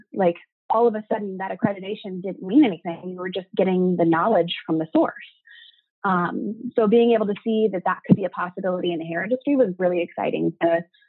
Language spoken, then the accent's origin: English; California, United States; also born or lived in Texas; Well, I was born in Texas. I moved a ton growing up, but I've lived the majority of my life in Southern California, basically middle school through high school, and then I came back after college.